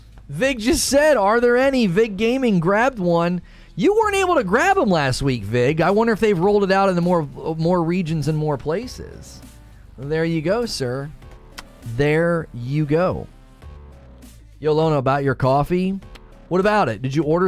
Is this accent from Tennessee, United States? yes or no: no; Canton, Ohio, United States; moved away; I'm originally from Ohio. My family's still up in Canton where I'm from